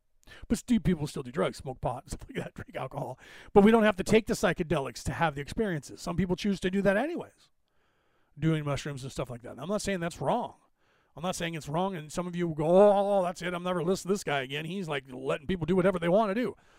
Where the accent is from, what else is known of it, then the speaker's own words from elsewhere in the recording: Ireland; Because I'm Irish, I speak a little bit long on subjects